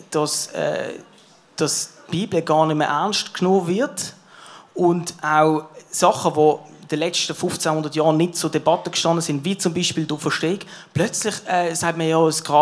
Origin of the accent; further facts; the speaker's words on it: Basel, Basel-Stadt, Switzerland; Ich bin geboren eben in Basel, in Kleinbasel, in Kleinbasel